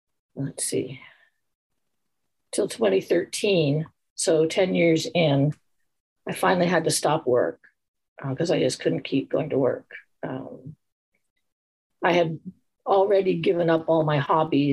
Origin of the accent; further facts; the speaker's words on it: Montana, United States; I grew up in Montana as an athlete